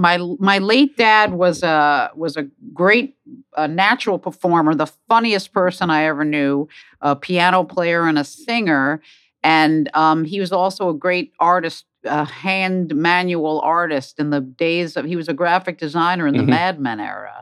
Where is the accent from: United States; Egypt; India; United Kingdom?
United States; New York City, New York; I grew up in Bayside, Queens, one of your five boroughs of New York City. Long Island Jewish Hospital. Went to Jewish religious school.